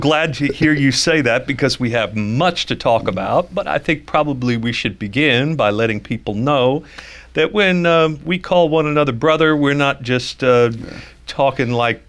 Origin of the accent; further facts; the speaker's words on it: New York City, New York, United States; now in Dallas, United States; in Brooklyn, New York, Concord Baptist Church of Christ in Brooklyn. I went to high school in Brooklyn. I'm a New Yorker.